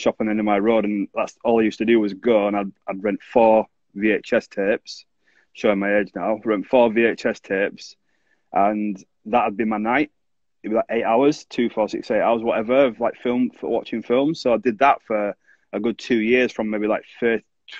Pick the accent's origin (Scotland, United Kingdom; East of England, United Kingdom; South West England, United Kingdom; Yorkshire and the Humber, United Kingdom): Yorkshire and the Humber, United Kingdom; Bradford; when I grew up in Bradford